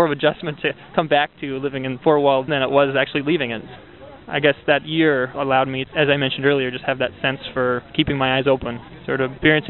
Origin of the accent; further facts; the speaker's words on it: Minnesota, United States; we're from Minnesota, and so we spent a lot of time in the northern woods in Minnesota